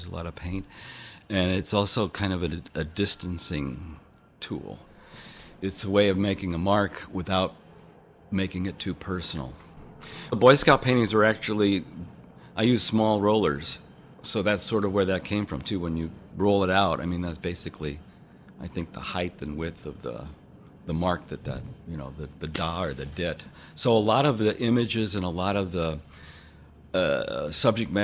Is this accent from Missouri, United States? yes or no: yes; St. Louis, Missouri, United States; now in Bay Area, United States; I came originally from St. Louis, Missouri, lived in the Bay Area since 1973